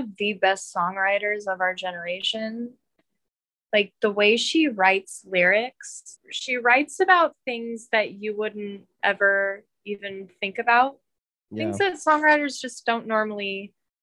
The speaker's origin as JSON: {"language": "English", "region": "California", "country": "United States", "tie": "born or raised there", "moved": "as an adult", "lives_now": "New York, United States", "said": "I never thought about moving out of my hometown. I was 21 when I moved here"}